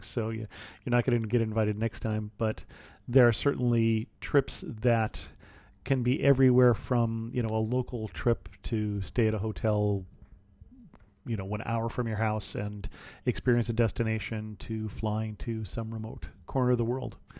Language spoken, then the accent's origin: English; Salinas Valley, California, United States; also born or lived in Ohio; I grew up in an ag area in California. I grew up in the Salinas Valley